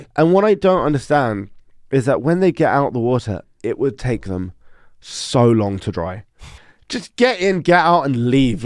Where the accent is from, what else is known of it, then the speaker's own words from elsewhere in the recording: London, United Kingdom; moved away as an adult; now in Denmark; I was born and raised in London